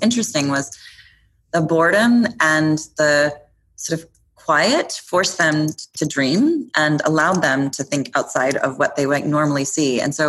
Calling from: New York, United States; Soho, New York, and I'm a little tired.

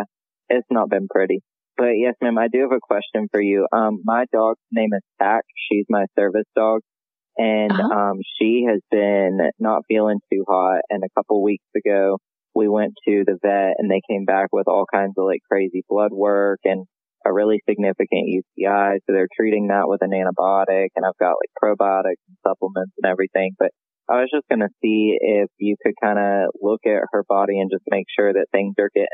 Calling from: Greenville, South Carolina, United States; Greenville, South Carolina.

